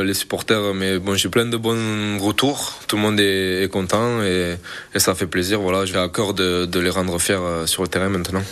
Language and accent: French; Pia, Occitania, France; moved away as an adult; also born or lived in England; je suis d'ici, euh, je suis de Pia, euh, je suis un Catalan